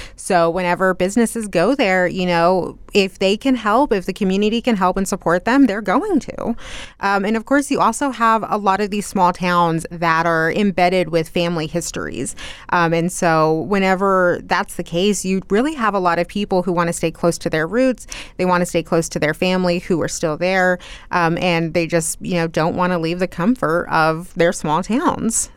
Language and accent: English; Loveland, Texas, United States; moved away as an adult; now in Lubbock, United States; I was born and raised in Loveland, and I stayed there until I was twenty-three years old, and then I moved here to Lubbock